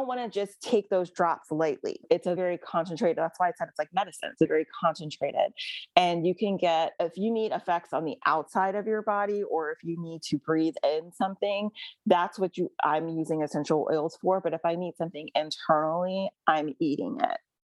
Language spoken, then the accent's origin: English; Jamaica; from being a Jamaican girl growing up in a household full of plants and herbs